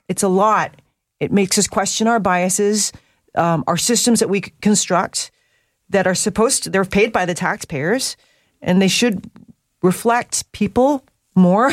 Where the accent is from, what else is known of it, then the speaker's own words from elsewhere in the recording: North Vancouver, British Columbia, Canada; I was raised in North